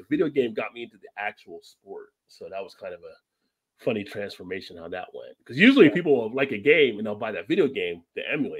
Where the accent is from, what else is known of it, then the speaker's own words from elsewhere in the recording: New Jersey, United States; as a kid growing up in New Jersey, it was just right down I-95